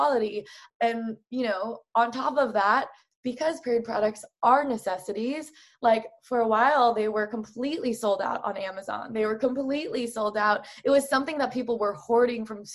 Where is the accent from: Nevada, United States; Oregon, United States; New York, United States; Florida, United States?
Oregon, United States; I grew up in Oregon